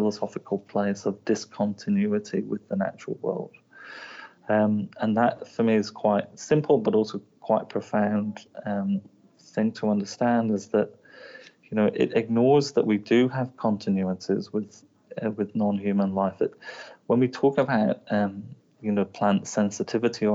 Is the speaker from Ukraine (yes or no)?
no; England, United Kingdom; now in Wellington, New Zealand; I'm from England